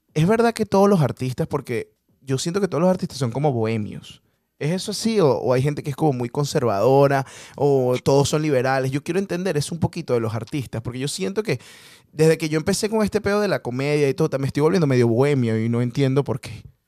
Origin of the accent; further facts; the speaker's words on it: Venezuela; moved away; en Venezuela nosotros